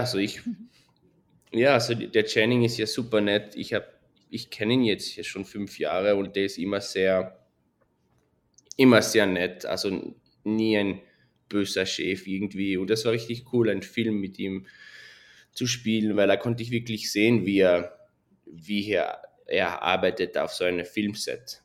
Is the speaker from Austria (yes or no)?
no; Switzerland; moved away as an adult; also born or lived in London, United Kingdom; now in Las Vegas, United States; ich bin in der Schweiz aufgewachsen